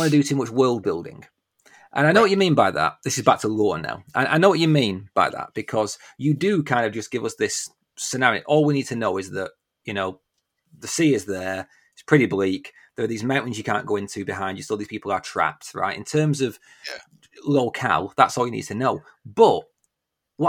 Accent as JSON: {"language": "English", "area": "Lancashire", "region": "North West England", "country": "United Kingdom", "accent": "Lancashire", "said": "This is my H's coming through, my Lancashire H's."}